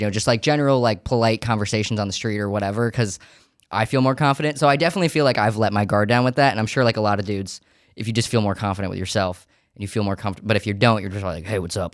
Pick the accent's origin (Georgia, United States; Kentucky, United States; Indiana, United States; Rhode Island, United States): Georgia, United States; Savannah; also born or lived in Syracuse, New York; now in New York City, United States; I was born in Syracuse, New York, but I grew up in Savannah, Georgia, and we moved there